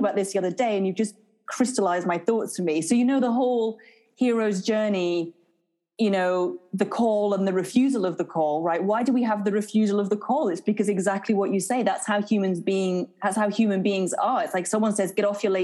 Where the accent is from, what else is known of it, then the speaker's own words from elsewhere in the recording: market town near Edinburgh, Scotland, United Kingdom; also born or lived in Scottish Borders; now in England; I was born in Edinburgh. For the first about 6 years of my life, I lived on the border, sort of on the border area between Scotland and England. And then I moved to a sort of market town near Edinburgh again.